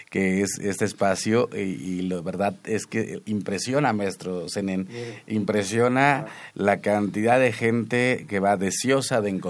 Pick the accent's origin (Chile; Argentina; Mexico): Mexico; Huasteca; yo soy de la huasteca